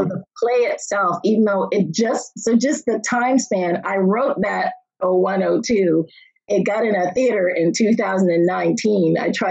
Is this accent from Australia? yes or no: no; Nova Scotia, Canada; Growing up in Nova Scotia was great in some ways, but I knew I wanted to see more of the world, if that makes sense.